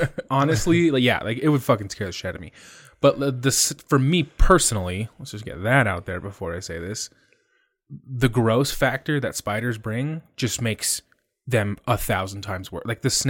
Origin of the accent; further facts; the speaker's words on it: Arizona, United States; I mean, I grew up in Arizona, and that's probably why snakes don't really bother me. I saw snakes all the time.